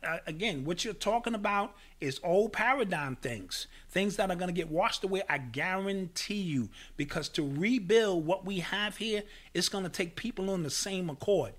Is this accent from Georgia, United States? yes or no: no; New York City, New York, United States; born or raised there